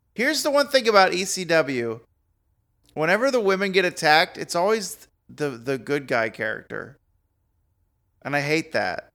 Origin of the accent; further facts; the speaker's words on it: the South, United States; myself being a Southerner